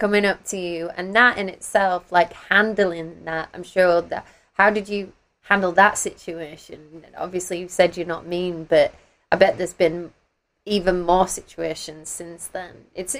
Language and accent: English; United Kingdom; I'm from Britain